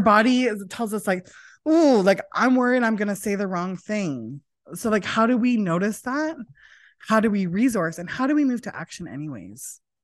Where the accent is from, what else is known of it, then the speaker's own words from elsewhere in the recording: Prince George, British Columbia, Canada; now in Vancouver, Canada; Was born here in Vancouver, but I grew up in Prince George